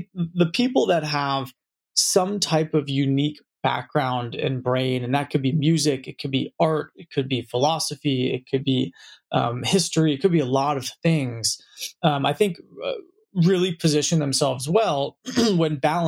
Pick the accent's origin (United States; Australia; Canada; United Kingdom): United States; San Francisco, California; I was born and raised in San Francisco, right in the heart of the city.